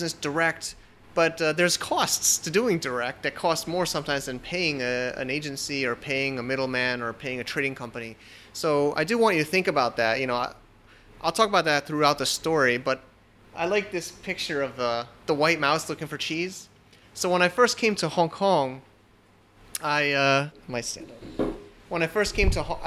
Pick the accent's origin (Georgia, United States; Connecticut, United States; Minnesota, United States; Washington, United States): Connecticut, United States; moved away as an adult; also born or lived in New Jersey / Manhattan, New York; now in China; technically I'm from Connecticut